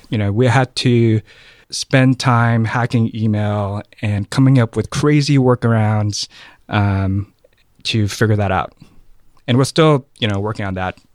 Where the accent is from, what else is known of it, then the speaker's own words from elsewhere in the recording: Oakland, California, United States; also born or lived in Thailand; I was raised in Oakland